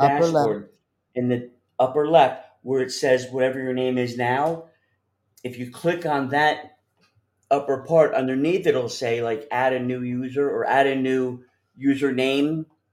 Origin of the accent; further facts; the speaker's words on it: New Jersey, United States; now in New York City, United States; I grew up in Jersey